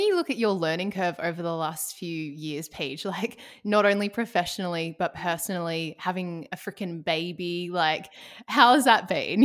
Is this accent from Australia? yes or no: yes; Ballarat, Victoria, Australia; now in Melbourne, Australia; I'm originally from Ballarat